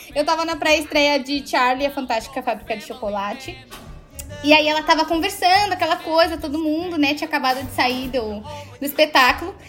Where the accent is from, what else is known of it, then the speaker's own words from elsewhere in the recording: Porto Alegre, Rio Grande do Sul, Brazil; now in São Paulo, Brazil; Mas eu sou de Porto Alegre, então na época eu nem morava em São Paulo